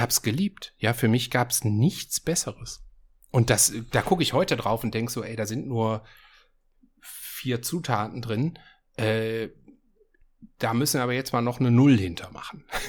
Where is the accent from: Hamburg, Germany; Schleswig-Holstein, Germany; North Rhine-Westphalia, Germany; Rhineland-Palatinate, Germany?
North Rhine-Westphalia, Germany; Essen; moved away; meiner Heimatstadt Essen